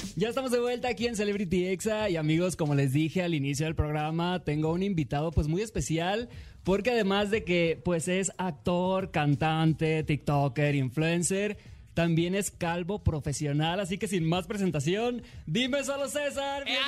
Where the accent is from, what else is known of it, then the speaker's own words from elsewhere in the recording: Mexico; no tengo inglés perfecto amigos porque soy mexicano